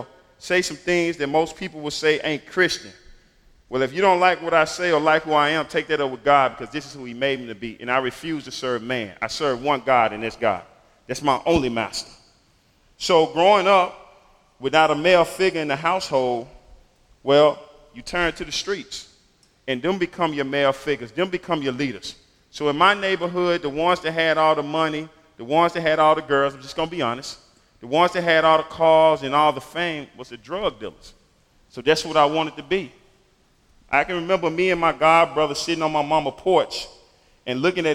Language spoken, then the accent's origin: English; Memphis, Tennessee, United States; I grew up in Memphis in what most people would call the inner city or the hood, in a single-parent home